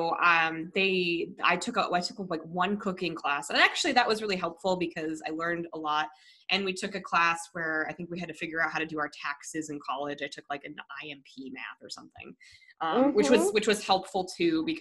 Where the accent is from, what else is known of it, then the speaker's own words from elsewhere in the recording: Colorado, United States; moved away; I'm from Colorado originally